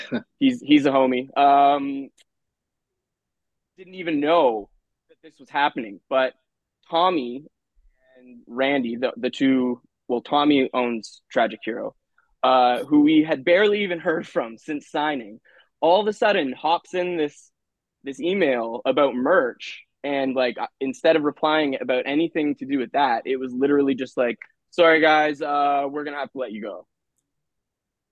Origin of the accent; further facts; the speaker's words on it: Canada; we're Canadian